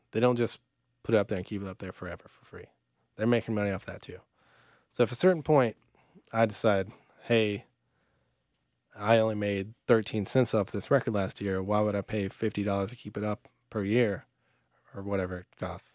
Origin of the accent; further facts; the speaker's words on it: Atlanta, Georgia, United States; now in Charlotte, United States; I grew up in Atlanta